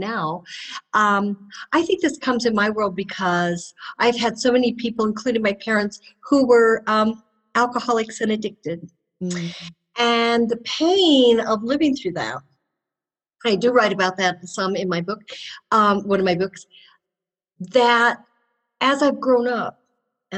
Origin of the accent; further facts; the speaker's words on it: Denver, Colorado, United States; I grew up in Denver